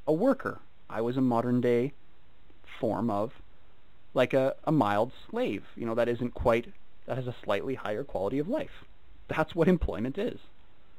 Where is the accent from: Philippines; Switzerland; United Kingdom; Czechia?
United Kingdom; I'm British